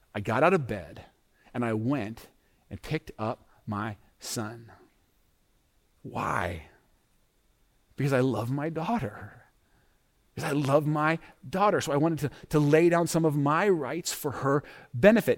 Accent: United States; we as American Christians

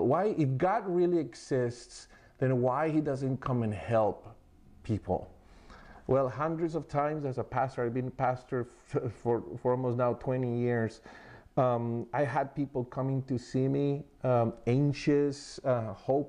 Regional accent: Colombia; moved away; we're from Colombia

